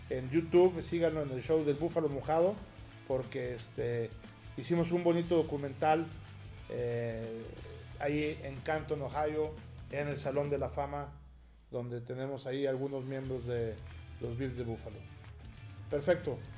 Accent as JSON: {"language": "Spanish", "country": "Mexico", "said": "sobre todo para nosotros que venimos de México"}